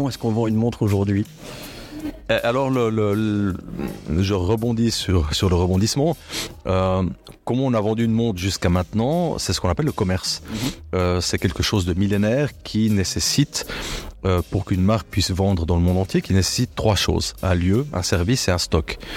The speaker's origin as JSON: {"language": "French", "town": "La Chaux-de-Fonds", "region": "Neuchâtel", "country": "Switzerland", "tie": "born or raised there", "said": "Je suis né à Chaux-de-Fonds euh, d'un père journaliste, patron de presse de la Chaux-de-Fonds"}